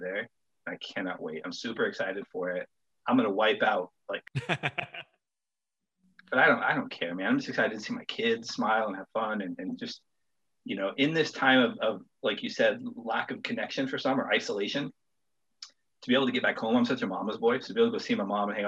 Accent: Wyoming, United States; moved away; also born or lived in Colorado; My wife and I were both born and raised in Wyoming, and so we have all of our family back there

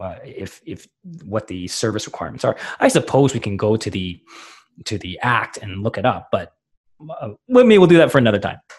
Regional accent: Canada; a Canadian hockey fan

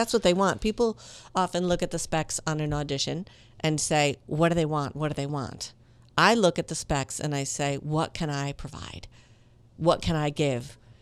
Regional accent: Minneapolis, Minnesota, United States; moved away as an adult; also born or lived in Italy / Latin America / Miami; I grew up in Minneapolis

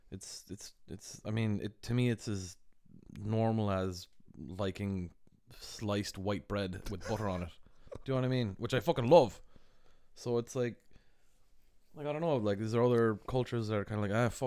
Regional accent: Ireland; I was like, "Yeah, I'm from Ireland," and we like just became close friends.

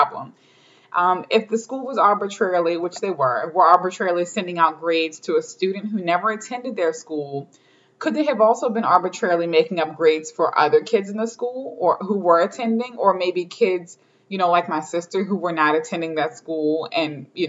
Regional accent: Baltimore County, Maryland, United States; my experience as a child growing up in Baltimore County, Maryland

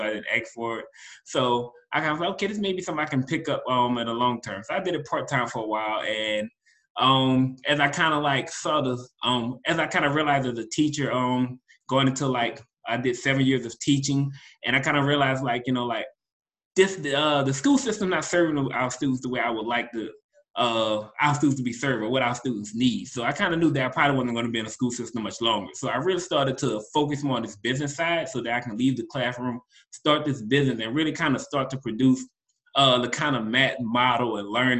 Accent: New Orleans, Louisiana, United States; I'm from New Orleans

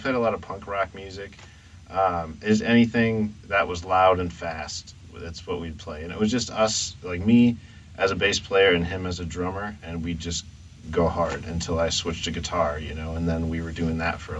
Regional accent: Dubuque, Iowa, United States; also born or lived in Florida; I was actually born in Florida, and then I was raised part of my childhood in Dubuque, but I bounced around a little bit too, so.

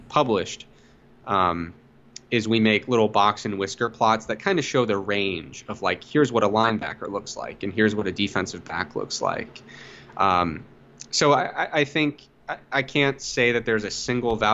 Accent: Ohio, United States; But I grew up in Ohio

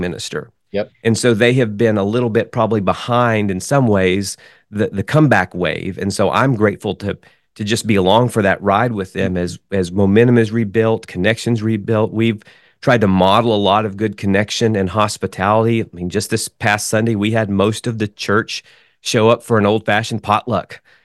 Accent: Wichita Falls, Texas, United States; moved away as an adult; also born or lived in Oklahoma City, Oklahoma; I grew up in Wichita Falls, Texas

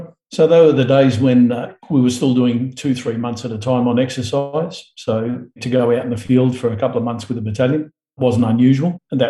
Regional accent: Ivanhoe, Victoria, Australia; Born in Ivanhoe, Victoria, 1961, and spent all of my youth in Victoria for the most part.

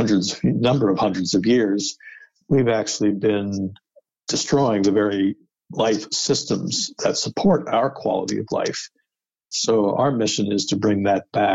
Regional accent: upstate New York / outside New York City, United States; moved away as an adult; also born or lived in Pittsburgh, Pennsylvania / New Jersey / Vermont / Washington, D.C.; now in Boston, United States; I was born in Pittsburgh, but spent most of my life in upstate New York, and then outside of New York City in New Jersey. So generally a New Yorker, Northeast

